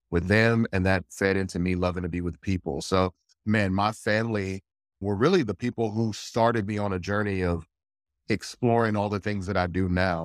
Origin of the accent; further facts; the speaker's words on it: north of Houston, East Texas, United States; I grew up in Texas, I grew up in East Texas, right north of Houston